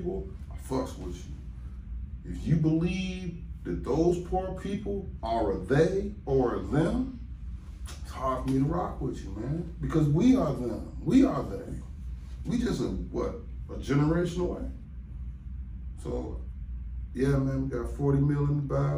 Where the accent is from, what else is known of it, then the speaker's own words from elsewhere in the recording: Cleveland, Ohio, United States; moved away as an adult; also born or lived in California; I'm from Cleveland. I'm from the East Side. You know what I mean? I'm from Kinsman.